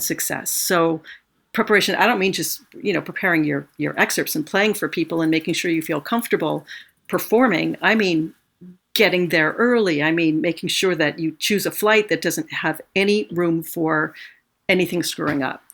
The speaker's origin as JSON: {"language": "English", "region": "California", "country": "United States", "tie": "born or raised there", "moved": "as an adult", "lives_now": "New York, United States", "said": "I grew up in California. I didn't want to live in New York"}